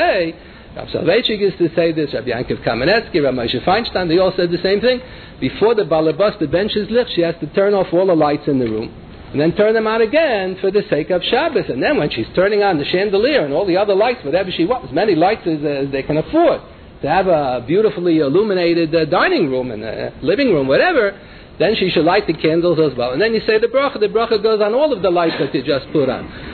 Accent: New York City, New York, United States; when I was growing up in the Bronx

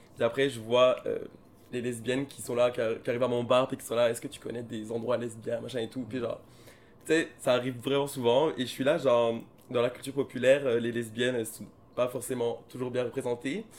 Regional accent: France; je suis français

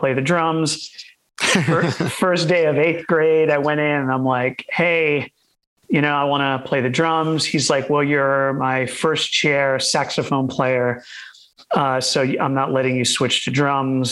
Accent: Warwick, Rhode Island, United States; I grew up in Warwick, Rhode Island, which is, you know, it's about 15 minutes from Providence

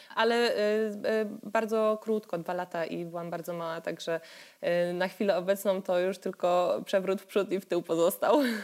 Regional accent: Katowice, Silesian Voivodeship, Poland; born or raised there

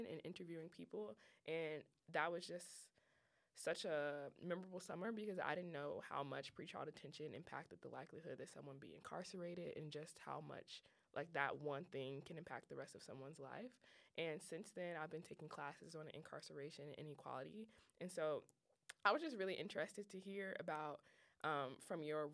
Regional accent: Chicago, Illinois, United States; also born or lived in North Carolina; Being a Chicago native, I know here in this podcast, everyone is going to laugh at me because I always talk about how I'm from Chicago

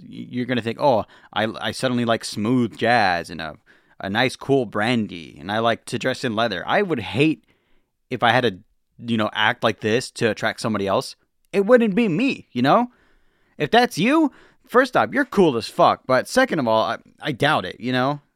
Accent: the West, United States; I'm from the West

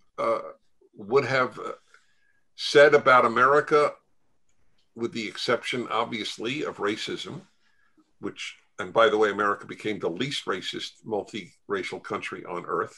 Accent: United States; as an American Jew, that I am a member of two chosen peoples.

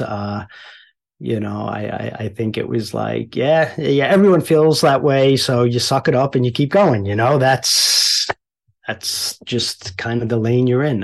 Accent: Mineola, New York, United States; also born or lived in Queens, New York; we kind of trucked a little east on Long Island and landed in Mineola, which isn't far from Long Beach. So, uh, and then spent most of my growing up there

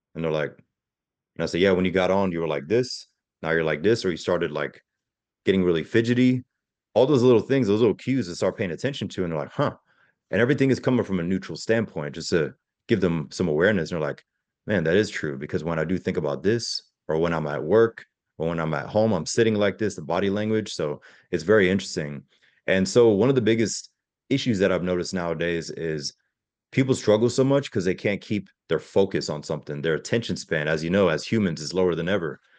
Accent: Pensacola, Florida, United States; also born or lived in Germany; I grew up in Pensacola, Florida

